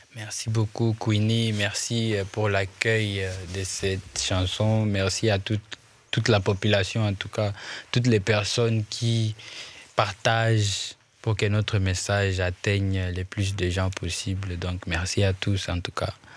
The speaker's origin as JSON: {"language": "French", "town": "Goma", "region": "North Kivu", "country": "DR Congo", "first_language": "Swahili", "second_language": "French", "said": "je suis de Goma"}